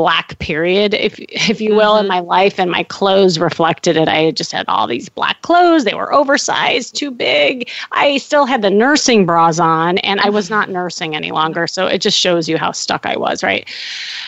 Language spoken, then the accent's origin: English; Chicago, Illinois, United States; moved away as an adult; now in Los Angeles, United States; I'm from Chicago and had the family, the dog, the picket fence